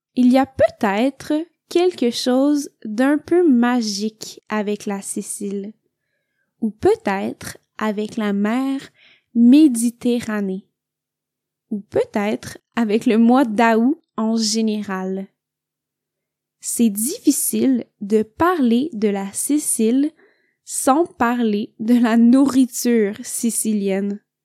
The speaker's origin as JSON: {"language": "French", "town": "Montreal", "region": "Quebec", "country": "Canada", "moved": "yes", "lives_now": "Italy", "said": "je viens du Québec."}